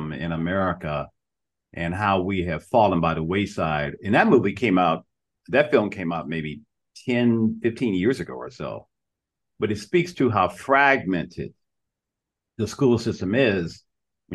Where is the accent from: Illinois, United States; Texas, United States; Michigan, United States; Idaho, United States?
Michigan, United States; Detroit; moved away; I'm from Detroit, Michigan, originally. And when I grew up, Detroit was a proud city